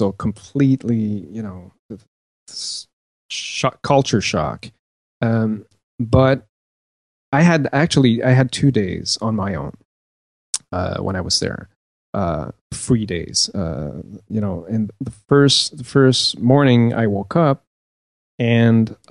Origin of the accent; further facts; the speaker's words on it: Canada; I'm from Canada